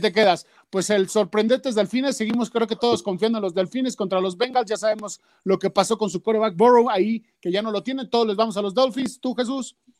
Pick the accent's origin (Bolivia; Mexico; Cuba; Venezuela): Mexico; nosotros desgraciadamente en México